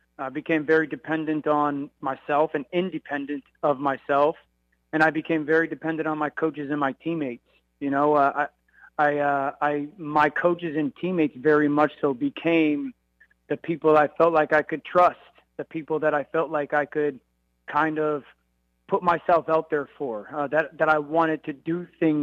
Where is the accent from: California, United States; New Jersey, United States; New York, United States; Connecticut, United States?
Connecticut, United States; I'm a kid from Connecticut